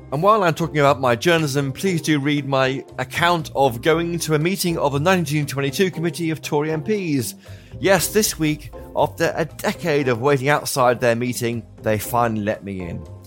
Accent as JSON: {"language": "English", "town": "Formby", "region": "North West England", "country": "United Kingdom", "tie": "born or raised there", "said": "I was born in Formby in Lancashire"}